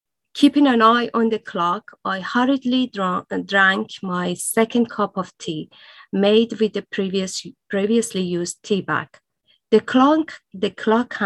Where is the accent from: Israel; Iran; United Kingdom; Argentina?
Iran; first language Persian; English is a second language; moved away; it was my native language